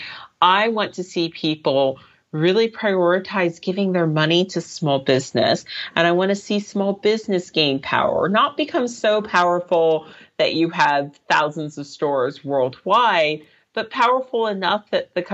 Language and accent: English; Reston, Virginia, United States; moved away as an adult; now in London, United Kingdom; I grew up in Reston, Virginia, but I first came to London when I was 20.